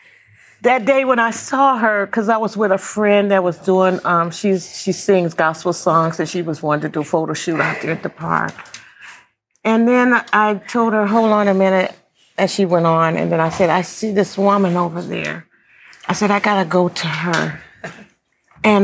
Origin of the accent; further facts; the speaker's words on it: Atlanta, Georgia, United States; I'm from Atlanta